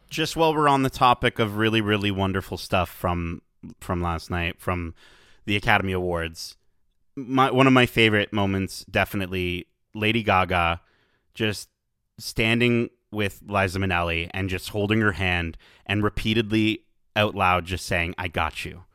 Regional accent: Canada; as a Canadian

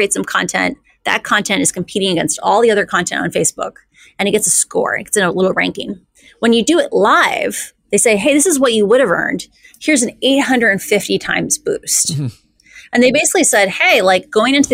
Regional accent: Iowa, United States; I grew up in Iowa

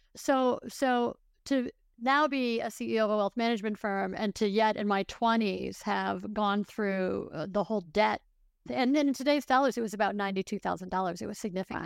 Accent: Buffalo, New York, United States; I grew up in Buffalo, New York

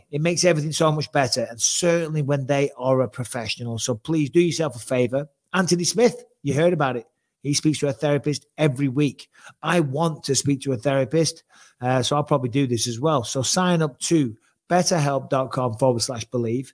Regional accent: England, United Kingdom; Not only am I white, I'm English, right? We have the plainest food on planet Earth

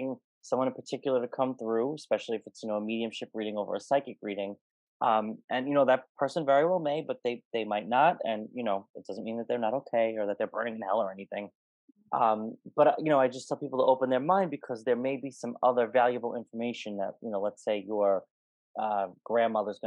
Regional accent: New York, United States; I'm from New York

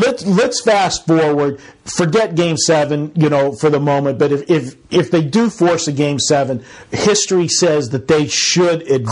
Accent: Pittsburgh, Pennsylvania, United States; now in Las Vegas, United States; I grew up in Pittsburgh

